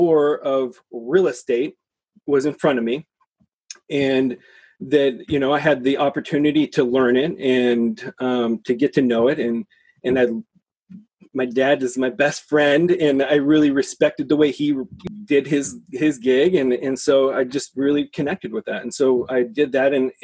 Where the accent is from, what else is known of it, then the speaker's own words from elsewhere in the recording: Seattle, Washington, United States; I'm born and raised in Seattle.